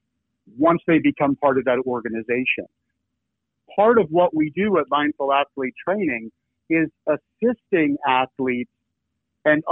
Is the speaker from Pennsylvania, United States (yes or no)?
yes; Philadelphia, Pennsylvania, United States; I'm from Philadelphia.